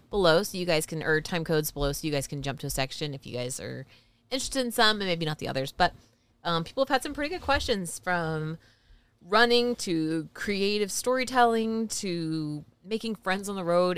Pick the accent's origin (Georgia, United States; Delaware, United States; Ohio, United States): Georgia, United States; moved away; We're from Georgia